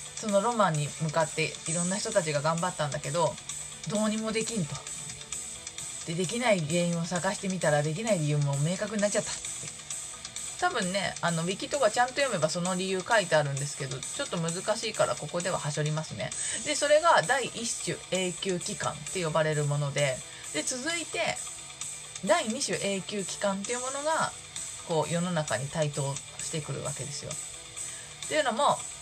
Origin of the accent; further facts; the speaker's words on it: Shizuoka, Japan; 多分地元静岡